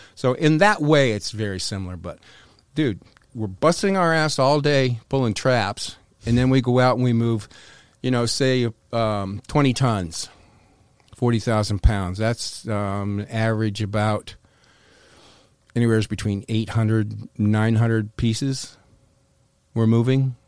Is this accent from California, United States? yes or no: no; North Carolina, United States; moved away; also born or lived in Wisconsin / Florida; I grew up in North Carolina. My father was eighty-second Airborne